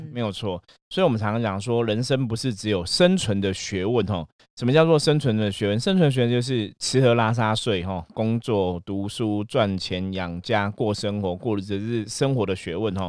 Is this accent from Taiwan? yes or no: yes; Taiwan; 我们土生土长在台湾的话，其实是我们当初接触的最多的还是佛道教信仰嘛